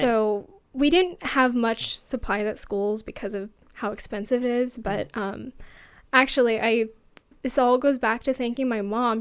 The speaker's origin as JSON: {"language": "English", "town": "Fort Worth", "region": "Texas", "country": "United States", "tie": "born or raised there", "also_born_or_lived": "Seattle, Washington", "said": "I grew up in Texas in Fort Worth. That's near Dallas, and I we lived there for about ten years, and so that's where a lot of my childhood was"}